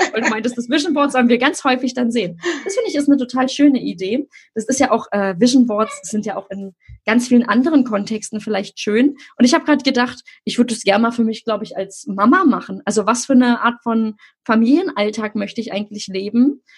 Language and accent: German; Berlin, Germany; ich komme ja nur aus Berlin-Friedrichshain